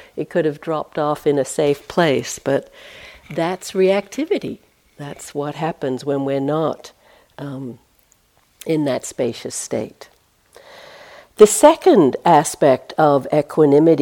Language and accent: English; United States; accent: American; I have to use my American accent